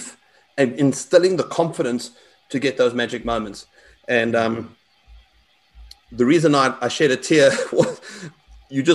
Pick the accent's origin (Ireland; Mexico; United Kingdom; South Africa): South Africa; I'm South African